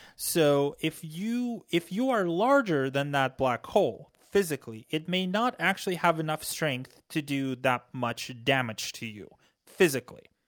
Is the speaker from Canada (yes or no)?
no; Ukraine; now in United States; I was born and raised in Ukraine